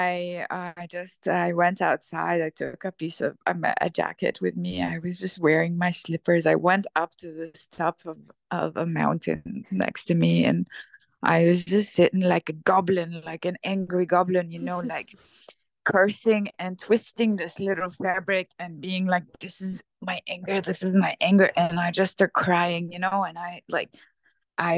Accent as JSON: {"language": "English", "country": "Syria", "tie": "born or raised there", "moved": "yes", "said": "I'm from Syria. I grew up in Syria"}